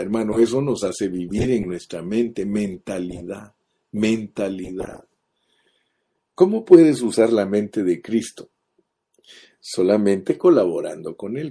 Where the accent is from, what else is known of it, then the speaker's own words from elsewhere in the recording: Guatemala; now in United States; Los guatemaltecos no podemos dejar de comer frijoles negros